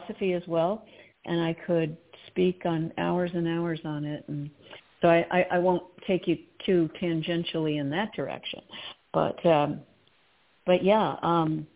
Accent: Potomac, Maryland, United States; I grew up in the Episcopal Church, and I really got a lot of my spiritual background from that church, St. James in Potomac, Maryland

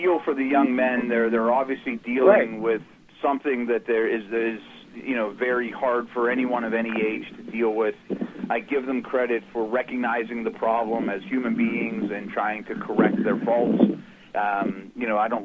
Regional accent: Pittsburgh, Pennsylvania, United States; growing up in Pittsburgh and seeing three head coaches in my 43 years on this planet in Pittsburgh

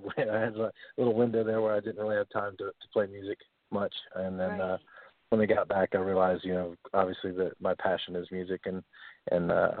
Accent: Portsmouth, Ohio, United States; I grew up in Portsmouth, Ohio. So I've pretty much been here most of my life.

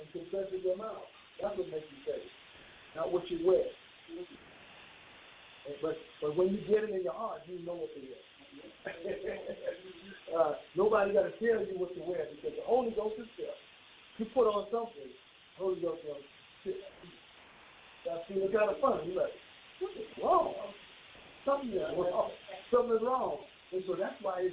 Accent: Bahamas; moved away; when I grew up in the Bahamas, there was certain dress codes you had on Sunday

